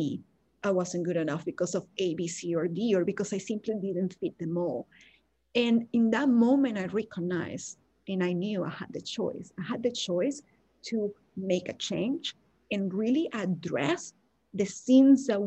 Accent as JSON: {"language": "English", "country": "Venezuela", "second_language": "English", "moved": "as an adult", "lives_now": "United States", "said": "back when I lived in Venezuela, we have people that are blonde and blue eyes and white because we have a lot of influence from Italians and Germans as well. But a lot of people look like me. So I never experienced any racism until I moved to the US"}